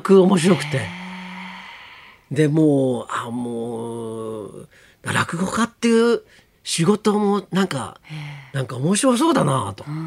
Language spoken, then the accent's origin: Japanese; Shizuoka, Japan; 僕静岡 生まれ